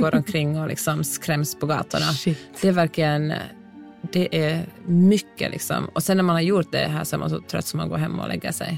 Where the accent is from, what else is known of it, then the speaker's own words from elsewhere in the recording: Helsinki, Uusimaa, Finland; moved away as an adult; now in Los Angeles, United States; jag kom från Helsingfors